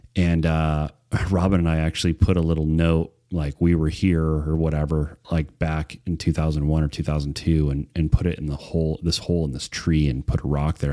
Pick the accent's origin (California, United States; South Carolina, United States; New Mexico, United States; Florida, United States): California, United States; Wrightwood; also born or lived in Prescott, Arizona / Pinon Hills, California / Phelan, California; I grew up in Wrightwood and the foothills on the north side of Wrightwood, Pinyon Hills, it was called, um, almost my entire life until I was married